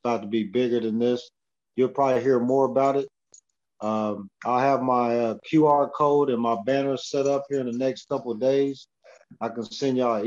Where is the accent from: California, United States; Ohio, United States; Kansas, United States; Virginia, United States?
Kansas, United States; Olathe; now in Edmonton, Canada; back in my hometown, Olathe, Kansas, north side